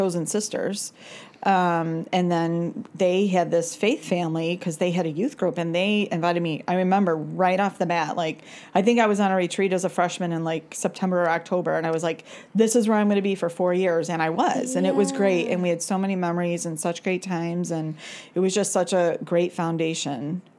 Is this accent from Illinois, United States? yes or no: yes; Chicago, Illinois, United States; I grew up in Chicago, actually in the city.